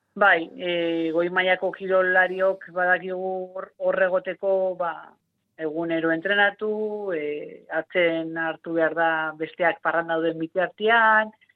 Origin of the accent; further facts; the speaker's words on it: Otxandio, Basque Country, Spain; txikitan e, bai. otxandioko eskolan zen kirol da eskolarra eta eta bertan egiten nuen hasieran